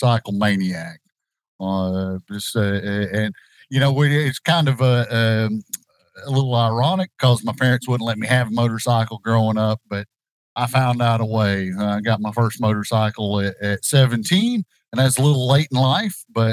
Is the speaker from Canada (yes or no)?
no; Jonesborough, Tennessee, United States; I was born and raised in Johnson City, Jonesboro, Tennessee.